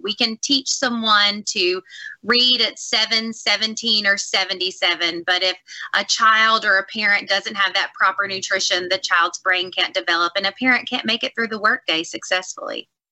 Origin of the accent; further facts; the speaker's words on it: Clarksdale, Mississippi, United States; now in Hattiesburg, United States; I'm a little Delta girl myself. I grew up in Clarksdale, Mississippi